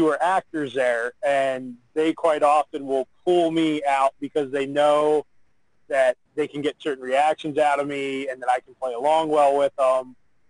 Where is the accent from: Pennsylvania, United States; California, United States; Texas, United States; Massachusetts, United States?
Pennsylvania, United States